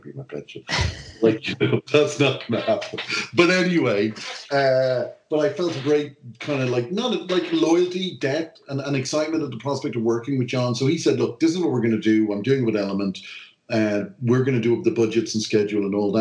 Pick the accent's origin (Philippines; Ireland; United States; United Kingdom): Ireland; I'm this Irish writer